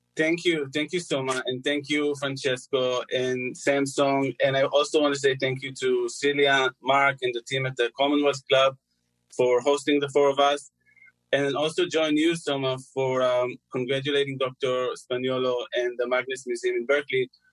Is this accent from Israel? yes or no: yes; Israel; I'm from Israel